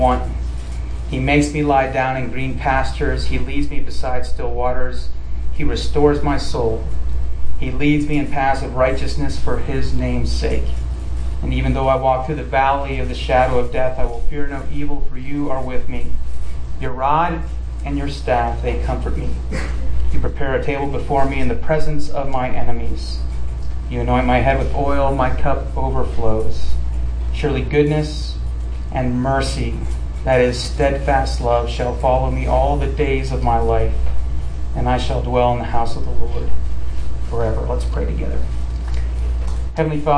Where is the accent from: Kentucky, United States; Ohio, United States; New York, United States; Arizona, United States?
Ohio, United States; Akron; moved away as an adult; also born or lived in San Diego / Central Florida; I'm originally from Ohio